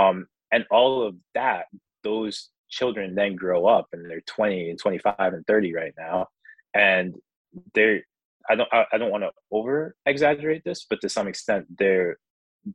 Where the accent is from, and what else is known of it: United States